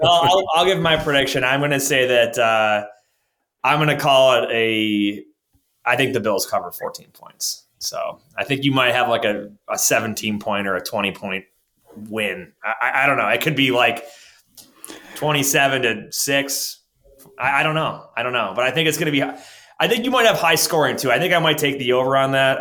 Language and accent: English; Orchard Park, New York, United States; Orchard Park, my hometown here in, in, Buffalo, Western New York